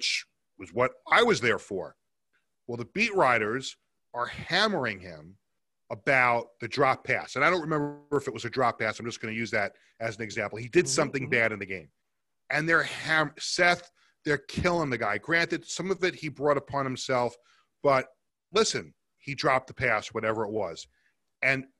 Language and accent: English; New York City, New York, United States; I grew up in Queens and I was an Islander fan